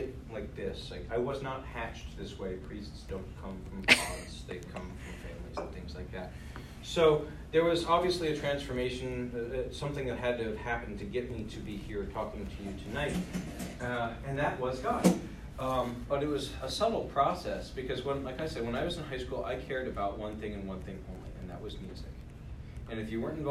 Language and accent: English; Burke, Virginia, United States; also born or lived in Rochester, New York; We moved back down here. I actually grew up down Old Key Mill Road that way at Nativity.